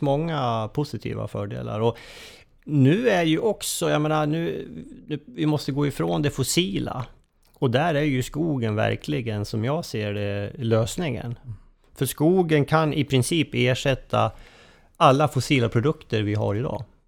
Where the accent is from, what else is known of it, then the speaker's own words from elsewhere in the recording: Köping, Västmanland, Sweden; jag är ju eh, från Köping